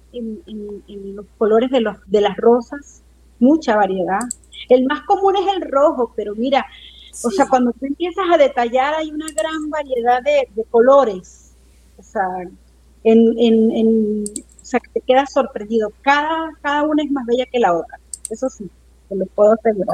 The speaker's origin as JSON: {"language": "Spanish", "region": "Mérida", "country": "Venezuela", "tie": "born or raised there", "moved": "as an adult", "said": "yo me crié en, en Mérida, en la ciudad de Mérida"}